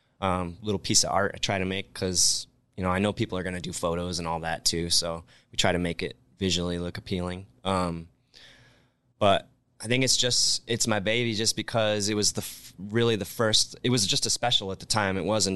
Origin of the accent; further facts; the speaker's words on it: Rockford, Illinois, United States; now in Las Vegas, United States; Well, growing up in Rockford, Illinois, like I said, we were just a tavern style town for the most part.